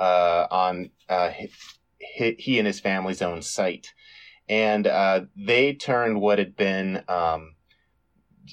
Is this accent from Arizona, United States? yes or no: yes; Tucson, Arizona, United States; in my hometown of Tucson, Arizona